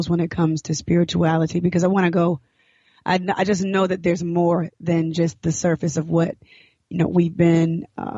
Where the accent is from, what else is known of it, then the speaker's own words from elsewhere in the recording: Decatur, Georgia, United States; also born or lived in Atlanta, Georgia / Florida; I grew up in Decatur, Georgia, born in Atlanta